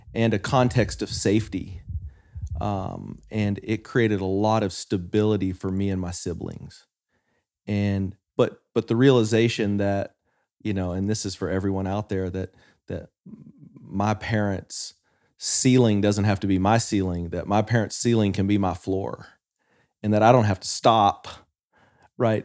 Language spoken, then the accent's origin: English; West Texas, United States; I grew up in West Texas